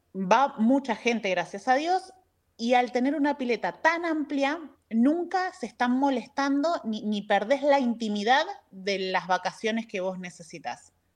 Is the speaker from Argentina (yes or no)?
yes; Buenos Aires, Argentina; moved away as an adult; now in San Rafael, Argentina; soy de Buenos Aires, pero ya radicada acá en San Rafael hace más de 17 años.